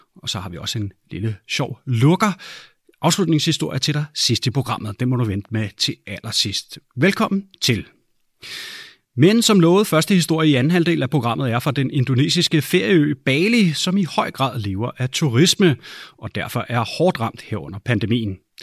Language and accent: Danish; Denmark; hjemme i Danmark